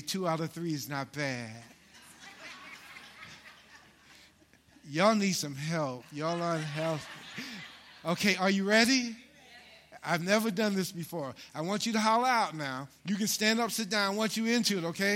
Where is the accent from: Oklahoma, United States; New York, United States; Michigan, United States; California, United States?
New York, United States; New York City; I grew up in Harlem, New York.